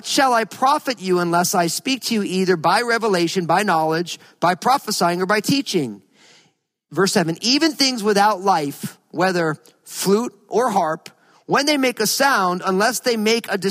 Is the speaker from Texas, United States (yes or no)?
no; New Jersey, United States; I grew up in New Jersey